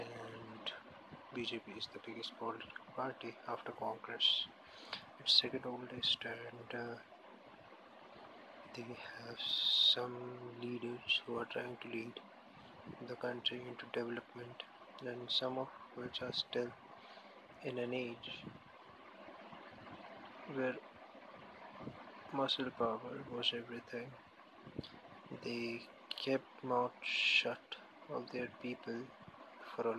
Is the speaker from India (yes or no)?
yes; India; I'm basically from India